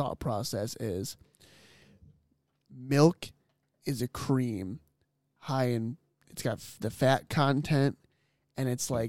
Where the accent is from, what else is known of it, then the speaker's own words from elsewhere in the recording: United States; we come from America